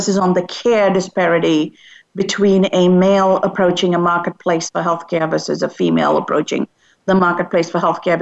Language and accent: English; United States; as an American living and working in America